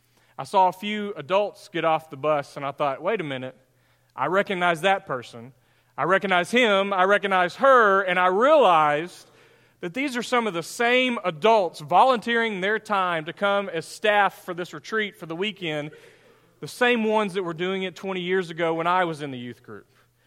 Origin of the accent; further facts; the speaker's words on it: Greenville, United States; the retreat that I was invited to speak at was put on by the church that I grew up in Greenville.